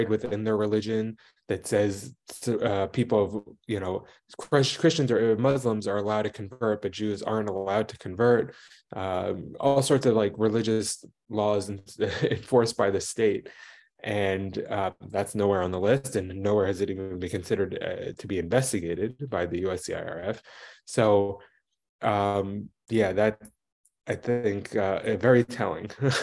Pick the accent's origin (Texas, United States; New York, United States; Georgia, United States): New York, United States; New York area, United States; moved away as an adult; now in Vietnam; I'm from New York area originally